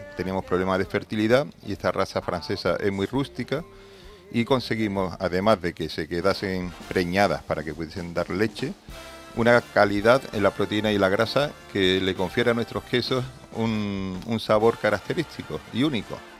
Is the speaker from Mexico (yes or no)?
no; Andalusia, Spain; Somos andaluces